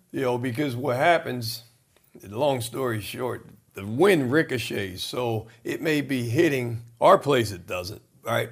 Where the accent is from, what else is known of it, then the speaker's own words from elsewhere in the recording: Trenton, New Jersey, United States; I was born in Trenton, New Jersey